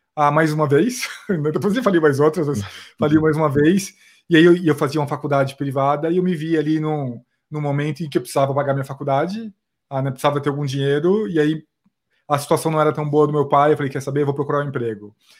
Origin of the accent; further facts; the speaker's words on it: Osasco, São Paulo, Brazil; eu vim de Osasco, na verdade, eu, eu me criei lá em Osasco